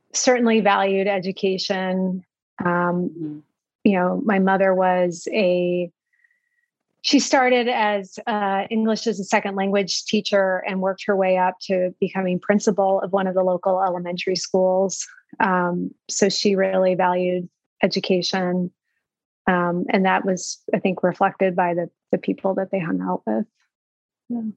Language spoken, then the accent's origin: English; Manhattan, Kansas, United States; I grew up in Kansas, uh, a small town called Manhattan, Kansas